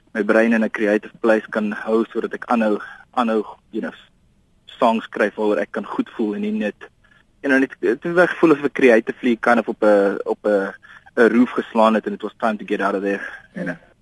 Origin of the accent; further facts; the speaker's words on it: South Africa; moved away as an adult; now in Brussels, Belgium; 30 jaar in Suid-Afrika gebly